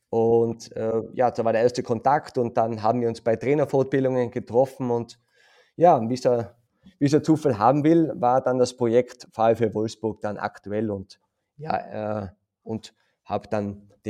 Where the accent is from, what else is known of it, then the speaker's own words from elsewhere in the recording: Tyrol, Austria; ich bin aus Tirol, kam dann nach, äh, nach Stationen äh, in, im Amateurfußball zur Akademie, äh, war dann Landesauswahltrainer, Stützpunkttrainer